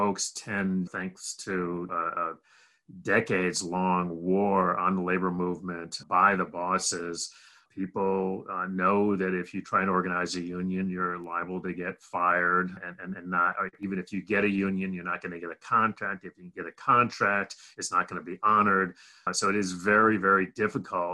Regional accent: Rochester, New York, United States; also born or lived in Berkeley, California; I grew up mostly in upstate New York, a little town called Rochester, New York

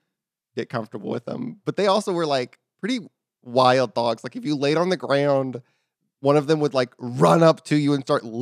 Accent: Texas, United States; Well, in Texas, we still have freedom, so...

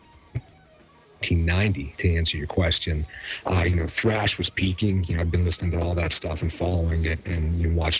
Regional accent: Pittsburgh, Pennsylvania, United States; I grew up in Pittsburgh

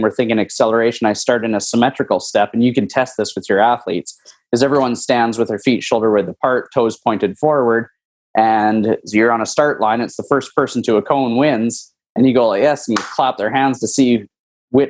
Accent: Lucky Lake, Saskatchewan, Canada; moved away as an adult; now in South Florida, United States; I'm originally from Lucky Lake, Saskatchewan. Moved from Canada to Florida about almost 8 years ago.

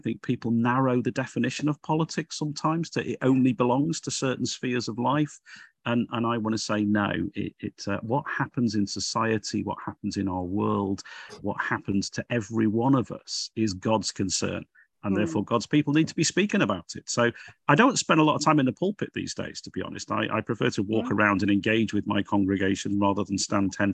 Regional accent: Liverpool, North West England, United Kingdom; you probably gather from my accent, I come from Liverpool.

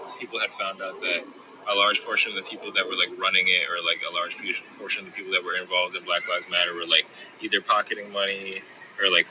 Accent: New York City, New York, United States; I was born and raised in Crown Heights. Like, I lived in this neighborhood

